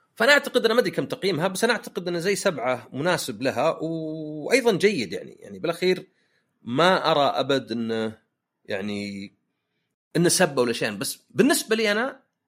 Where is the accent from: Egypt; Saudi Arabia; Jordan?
Saudi Arabia; احنا عندنا في السعوديه